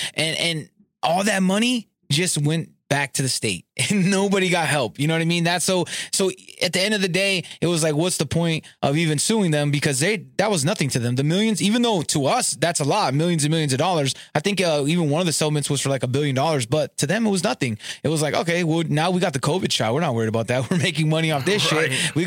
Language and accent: English; Southern California, United States; I grew up in Southern California